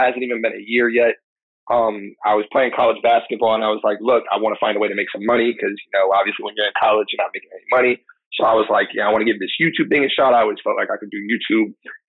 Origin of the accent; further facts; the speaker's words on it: Tampa, Florida, United States; now in New York, United States; I'm from Florida. What part? Tampa.